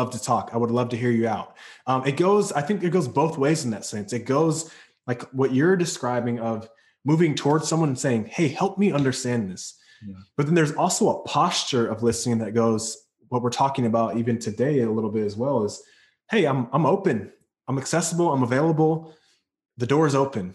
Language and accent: English; North Carolina, United States; now in California, United States; I'm from North Carolina. So, and I moved to California